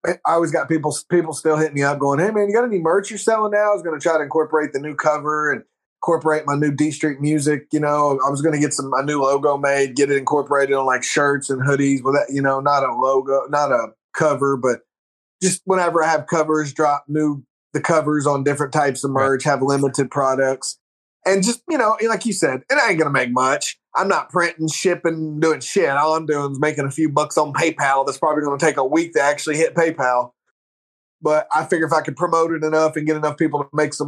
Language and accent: English; Oklahoma, United States; we're from Oklahoma.